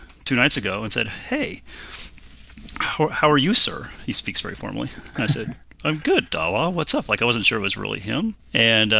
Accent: Golden, Colorado, United States; now in Bay Area, United States; I grew up in Colorado, in Golden, Colorado

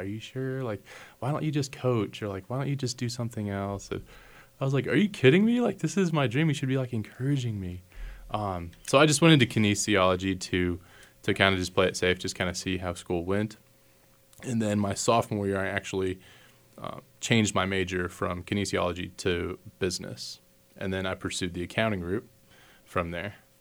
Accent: Castroville, Texas, United States; moved away as an adult; also born or lived in Massachusetts / Maryland; now in Hays, United States; I am from Texas originally, a little bitty town called Castroville

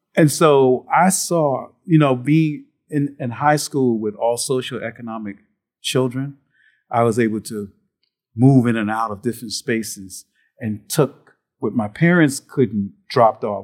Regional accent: Moss Corner, South Carolina, United States; moved away; my mother's backyard, was Moss Corner, South Carolina, trains at our house, and I remember spending time there as a child

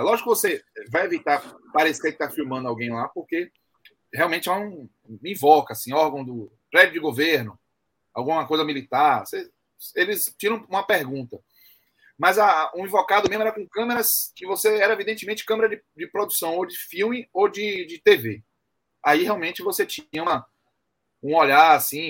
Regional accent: Brazil; eu sou brasileiro

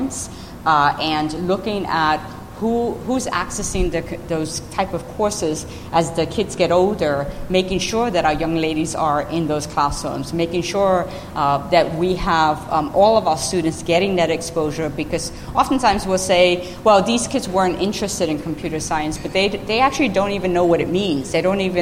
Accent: New York City, New York, United States; moved away; I grew up in the South Bronx in New York City in the 1970s

